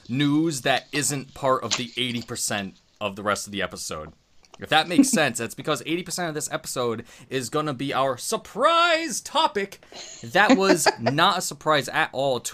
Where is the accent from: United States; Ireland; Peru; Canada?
Canada; accent: Canadian; elementary school that I took, speech therapy to get rid of my Canadian accent.